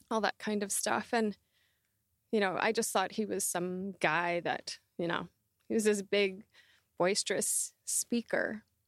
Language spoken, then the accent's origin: English; Southern Alberta, Canada; I grew up in Southern Alberta